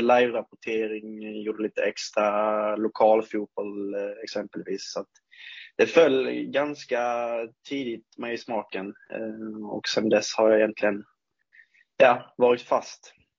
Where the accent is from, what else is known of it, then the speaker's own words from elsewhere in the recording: Ängelholm, Skåne, Sweden; moved away as an adult; also born or lived in Munka-Ljungby; now in Örnsköldsvik, Sweden; uppväxten skedde väl i Ängelholm från och med två, tre års ålder egentligen. Fram tills, ja, jag flyttade hit då eh, när jag var 21